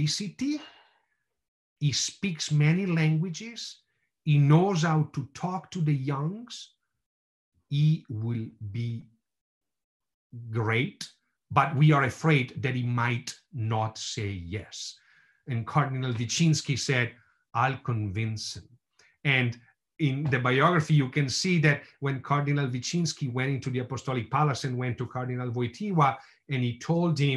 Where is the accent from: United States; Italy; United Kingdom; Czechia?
Italy; Bergamo, Lombardy; moved away; I was born and raised in Bergamo